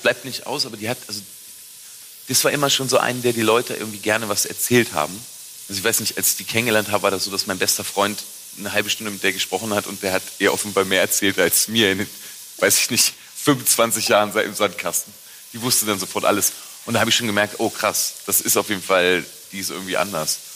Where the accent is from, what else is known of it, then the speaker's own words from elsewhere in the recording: a village near Braunschweig, Lower Saxony, Germany; ich komme ja aus dem Dorf bei Braunschweig und ich bin mit der Bratwurst in der Hand groß geworden.